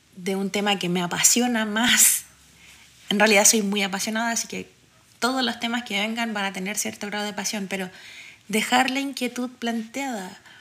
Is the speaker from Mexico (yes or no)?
no; Santiago, Santiago Metropolitan Region, Chile; also born or lived in Cerro Navia; Nací y crecí en Quinta Normal, donde pasa exactamente lo mismo, y ahora vivo en Cerro Navia.